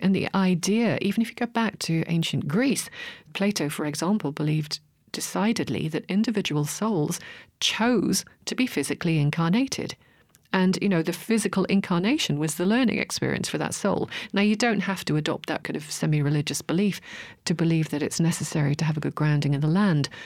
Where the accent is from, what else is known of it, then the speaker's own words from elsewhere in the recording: Hartlepool, North East England, United Kingdom; grew up in the, in the Northeast. Actually, I was born in Hartlepool for my sins.